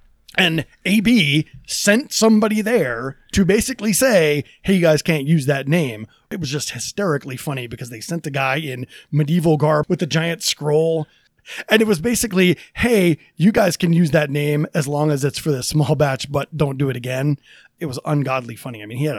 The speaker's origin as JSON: {"language": "English", "region": "East Coast", "country": "United States", "lives_now": "Denver, United States", "said": "I come from the East Coast, and DC could specialize in government and Philadelphia didn't have"}